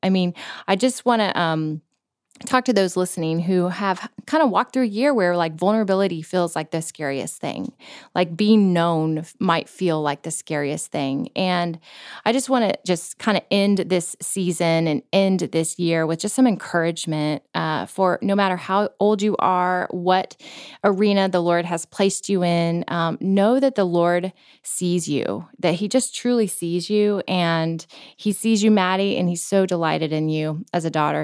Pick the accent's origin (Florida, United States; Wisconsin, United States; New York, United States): Florida, United States; we grew up in Florida, which didn't really count as the South